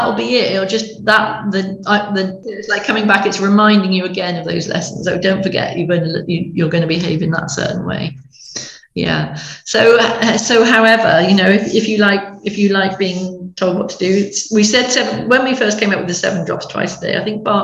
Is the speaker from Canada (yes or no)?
no; Stroud, South West England, United Kingdom; moved away as an adult; now in Somerset, United Kingdom; we lived up in Gloucestershire, Stroud in Gloucestershire, and which is where lots of the essences were made, my hometown